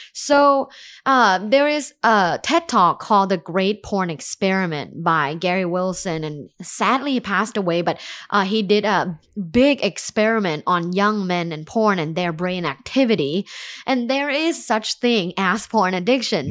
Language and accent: English; Thailand; moved away as an adult; now in United States; I'm from Thailand